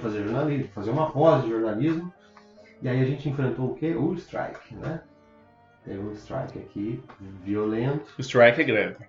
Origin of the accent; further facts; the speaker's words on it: Brazil; moved away as an adult; now in Toronto, Canada; eu saí do Brasil